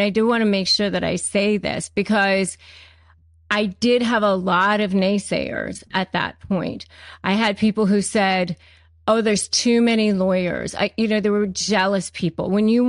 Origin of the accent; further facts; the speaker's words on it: United States; I was living in Florida at the time. I grew up in Washington, D.C. or in Northern Virginia, but I was living in Florida at the time and teaching school.